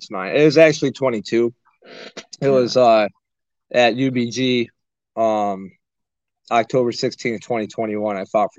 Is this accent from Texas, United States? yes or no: no; Springville, New York, United States; moved away as an adult; now in Jacksonville, United States; I'm from New York. I'm from Springville, actually. I moved down here about 4 years ago to teach at a gym called Martial Arts and More in Jacksonville, North Carolina.